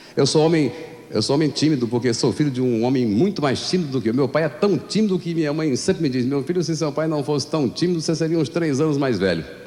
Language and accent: Portuguese; Ceará, Brazil; eu, nasci no Ceará